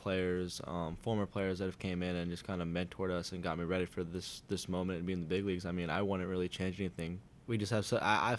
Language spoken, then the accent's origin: English; Southern California, United States; I'm from SoCal